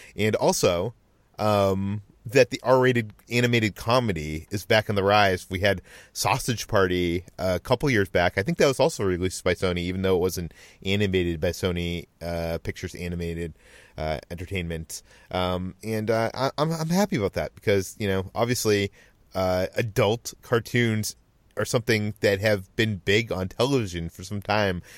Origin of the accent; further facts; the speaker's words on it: Boston, Massachusetts, United States; I am from Boston